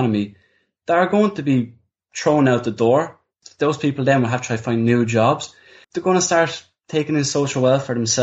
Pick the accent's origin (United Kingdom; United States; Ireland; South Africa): Ireland; we're Irish, we're living in Ireland